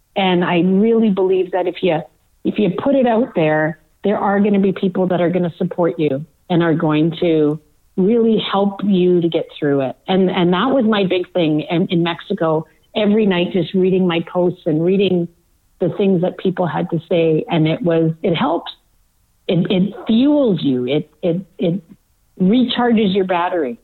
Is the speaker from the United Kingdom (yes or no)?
no; Manitoba, Canada; a town that I grew up in in Manitoba